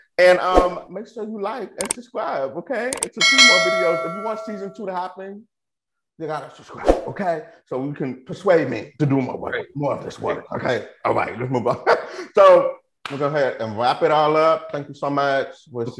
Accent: Houston, Texas, United States; I was born in Houston

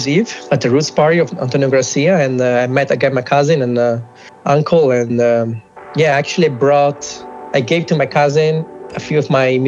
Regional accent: Germany; also born or lived in Italy; I moved from Italy to Germany when I was about 8 years old

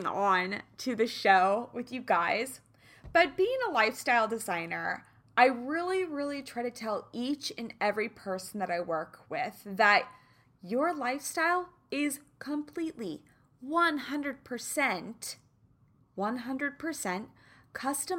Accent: Kansas City, United States; I'm from Kansas City

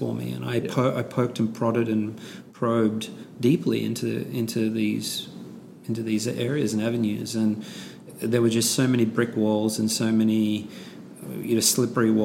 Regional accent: Australia; my Australian white Caucasian sort of cohort

